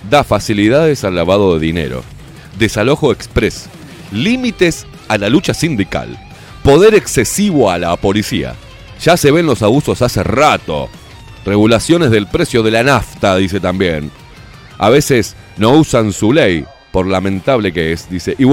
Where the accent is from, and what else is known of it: Uruguay